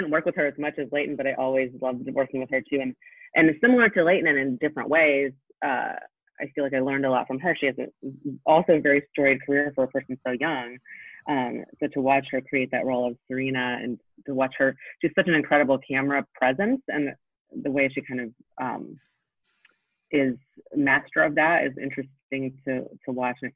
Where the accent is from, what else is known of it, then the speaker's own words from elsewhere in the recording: Poland; born there; I was born in Poland, so um, both of my parents have had thick accents.